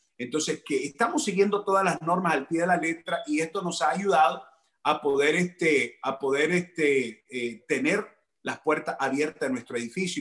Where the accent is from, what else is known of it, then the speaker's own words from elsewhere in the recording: Managua, Nicaragua; now in United States; Nicaragua es mi país eh, conocido mejor como pinolero, así es que somos pinoleros de la bella Managua, la capital, yo soy capitalino